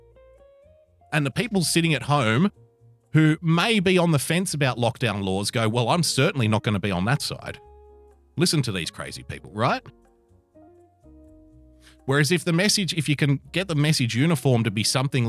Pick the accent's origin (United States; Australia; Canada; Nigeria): Australia; Sydney, New South Wales; I'm from Sydney, so when I say hell, I say it